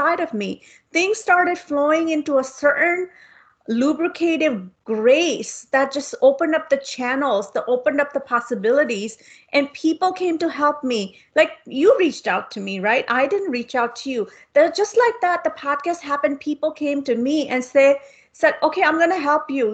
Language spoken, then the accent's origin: English; India; I come from India